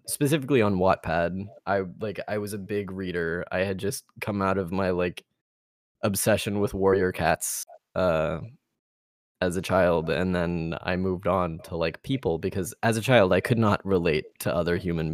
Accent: Texas, United States; I'm Texan. I grew up in Texas.

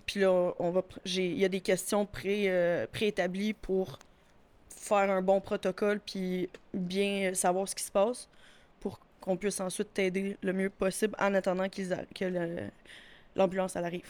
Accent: Châteauguay, Quebec, Canada; Je suis originaire de Châteauguay. Mais là, maintenant, j'habite à bois qui est comme à côté

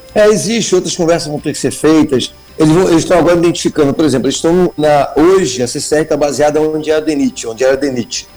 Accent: Moçoaba, Rio de Janeiro, Brazil; eu sou da Moçoaba

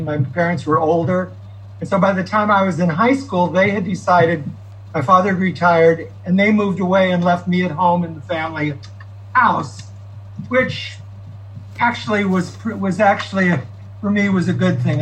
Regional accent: Fresno, California, United States; I grew up in Fresno.

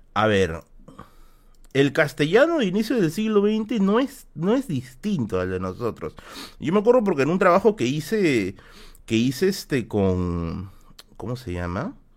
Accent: Tacna, Peru; moved away; mi tierra, mi tierra natal

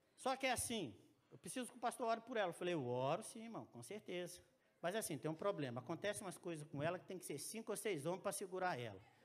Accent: Minas Gerais, Brazil; moved away; Eu sou mineiro

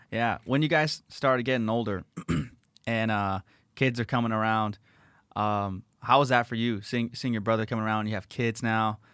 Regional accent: La Habra, California, United States; when I was a kid growing up in La Habra, California

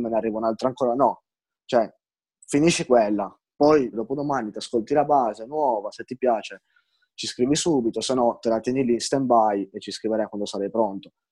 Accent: Turin, Piedmont, Italy; io son di Torino

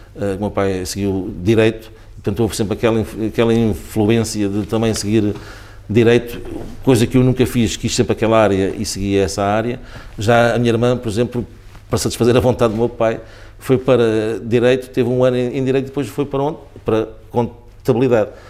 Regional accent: Sacavém, Lisbon, Portugal; Sacavém é a terra onde eu de facto nasci, é a terra onde eu, onde eu eh, ainda vivo, onde cresci ali

